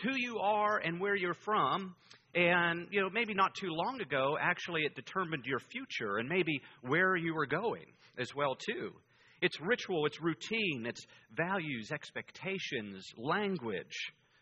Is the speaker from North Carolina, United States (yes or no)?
no; Greensburg, Pennsylvania, United States; accent: Pittsburgh; moved away; my hometown where I grew up in Greensburg, Pennsylvania